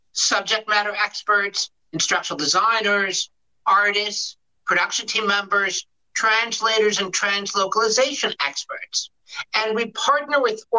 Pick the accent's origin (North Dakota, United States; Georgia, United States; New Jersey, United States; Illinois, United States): Illinois, United States; Chicago; also born or lived in Michigan State University / outside Detroit, Michigan; now in Detroit, United States; I grew up in Chicago, and my first job was as a teacher